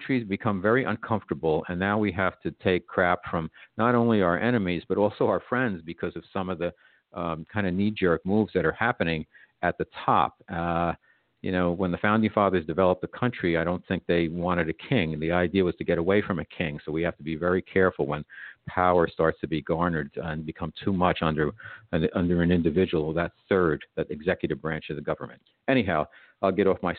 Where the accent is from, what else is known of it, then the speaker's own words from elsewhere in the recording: New York, United States; I'm a New Yorker